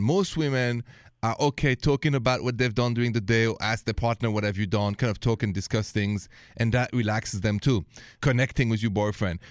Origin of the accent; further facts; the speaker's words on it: France; accent: French; English is a second language; moved away; This accent is French originally. After even 20 years of English lessons, the accent is still there.